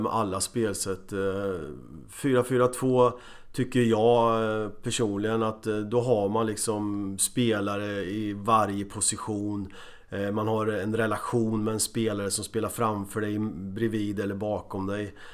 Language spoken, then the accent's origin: Swedish; Motala, Östergötland, Sweden; moved away; also born or lived in Borås / Copenhagen; jag kom från Motala